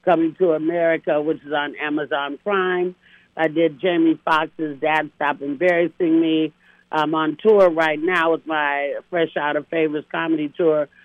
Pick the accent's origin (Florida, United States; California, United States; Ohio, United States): California, United States; Castro Valley; also born or lived in Oakland, California / Hayward, California; Then my family moved me and educated me in the white suburbs of Oakland called Castro Valley, California